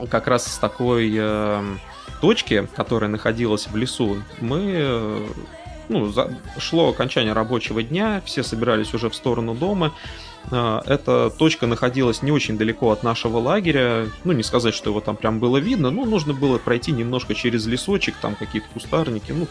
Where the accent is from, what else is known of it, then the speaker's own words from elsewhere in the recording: Konakovo, Tver Oblast, Russia; А, я на тот момент не задумывался, что от а, удомля до моего родного города Конакова, что на Волге, в два раза дольше, чем от Москвы до него же.